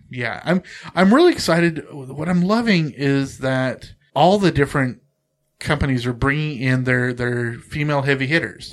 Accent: Central Coast of California, United States; very close to where I grew up on the Central Coast of California

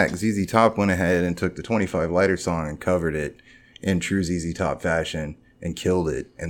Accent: Texas, United States; So uh, I grew up in Texas, obviously

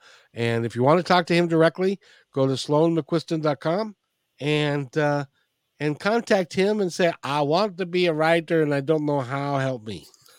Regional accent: Ireland; It is a fine Scottish name, but yeah, I'm Irish anyway.

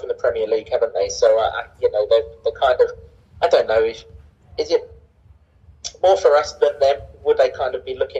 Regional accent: England, United Kingdom; as an Englishman

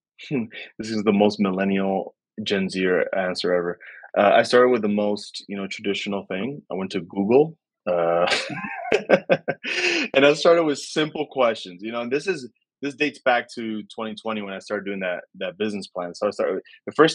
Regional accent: New York City, New York, United States; I grew up in New York City

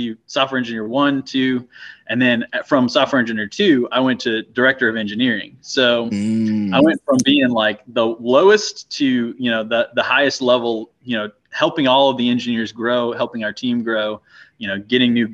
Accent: Crestview, Florida, United States; growing up in Little Crestview

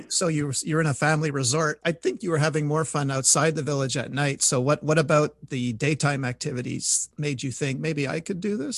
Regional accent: Montreal, Quebec, Canada; I'm from Montreal

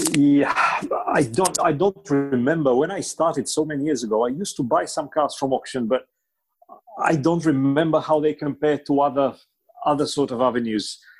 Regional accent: Bulgaria; first language Bulgarian; English is a second language; moved away; my native Bulgarian

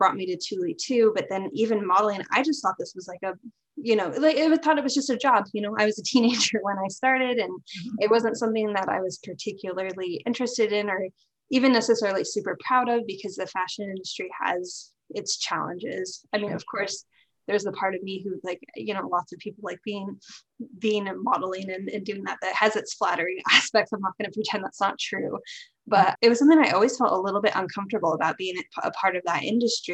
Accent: Pacific Northwest, United States; moved away as an adult; now in Japan; My background is I grew up in the Pacific Northwest, but I currently live in Japan

